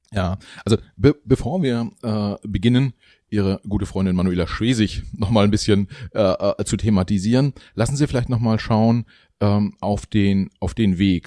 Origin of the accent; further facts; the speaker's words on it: Mecklenburg-Vorpommern, Germany; ich bin ja auch Mecklenburger, so wie Sie